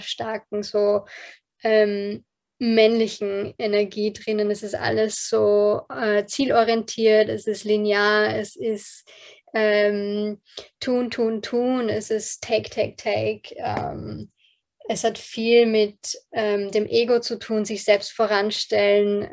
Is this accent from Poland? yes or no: no; Austria; accent: Bilderbuch Hochdeutsch; German is a second language; meine Eltern beide ähm, aus Polen sind, ähm, mit dem Fall der Berliner Mauer nach Österreich migriert sind und ich ähm, hier zur Welt gekommen bin.